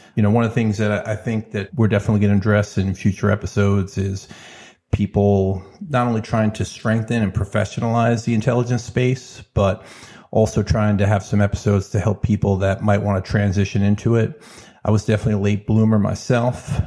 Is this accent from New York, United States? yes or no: yes; New York, United States; growing up in New York, being experienced in different cultures